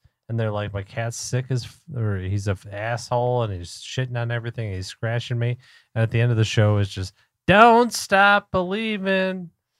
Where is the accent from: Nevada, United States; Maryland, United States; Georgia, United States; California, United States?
Maryland, United States; Baltimore; And me and Pat are from Baltimore. Yeah. We're from Maryland.